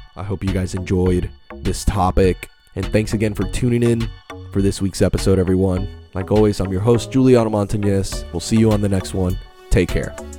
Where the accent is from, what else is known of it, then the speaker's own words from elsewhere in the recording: Puerto Rico; now in Florida, United States; where I grew up in Puerto Rico